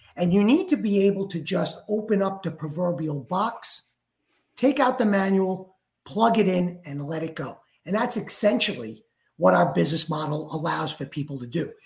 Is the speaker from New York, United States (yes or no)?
yes; New York, United States; now in Florida, United States; I am from New York